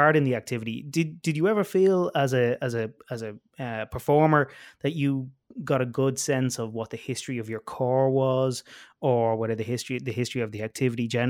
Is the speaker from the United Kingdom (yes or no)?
no; Ireland; I grew up in Ireland performing with and teaching bands